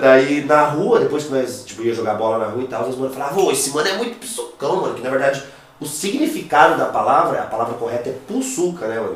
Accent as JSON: {"language": "Portuguese", "town": "Foz do Iguaçu", "region": "Paraná", "country": "Brazil", "tie": "born or raised there", "lives_now": "Cascavel, Brazil", "said": "eu nasci em Foz do Iguaçu, entendeu? Eu morei 18 anos em Foz do Iguaçu."}